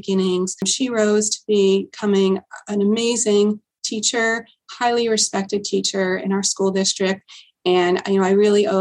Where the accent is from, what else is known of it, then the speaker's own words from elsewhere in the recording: Port Jefferson, New York, United States; I grew up on Long Island in a small town called Port Jefferson